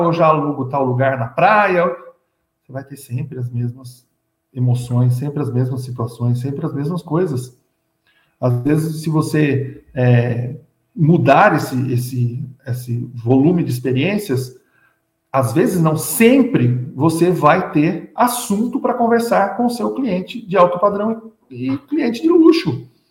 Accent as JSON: {"language": "Portuguese", "region": "São Paulo", "country": "Brazil", "said": "Eu sou de São Paulo"}